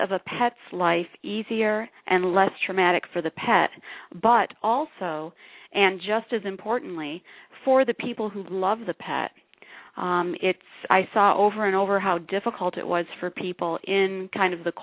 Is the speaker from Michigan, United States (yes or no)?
yes; Jackson, Michigan, United States; moved away as an adult; now in Tucson, United States; I'm originally from Michigan